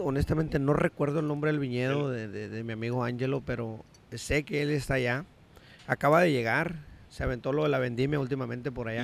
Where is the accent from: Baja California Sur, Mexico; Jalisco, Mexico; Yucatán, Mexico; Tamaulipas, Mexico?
Baja California Sur, Mexico; Todos Santos; Yo soy un todo santeño aferrado